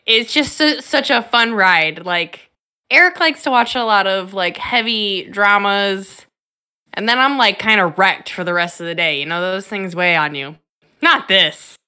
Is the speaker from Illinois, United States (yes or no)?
yes; Chicago, Illinois, United States; my hometown, Chicago